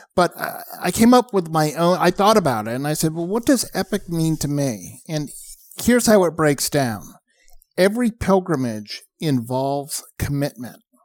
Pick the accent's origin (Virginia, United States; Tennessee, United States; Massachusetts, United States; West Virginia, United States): Massachusetts, United States; outside of Boston; I grew up outside of Boston. I grew up watching the Boston Marathon